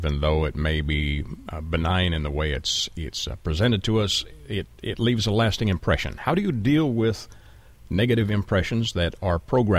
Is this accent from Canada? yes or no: yes; Canada; I'm Canadian